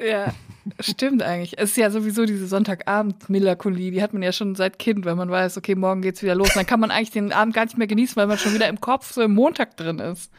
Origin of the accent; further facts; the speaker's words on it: Unglinghausen, North Rhine-Westphalia, Germany; moved away; Ich komme aus Unglinghausen bei Netfen bei Siegen